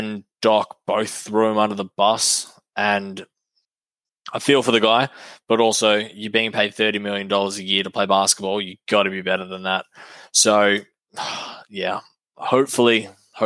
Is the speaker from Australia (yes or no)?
yes; Australia; being an Aussie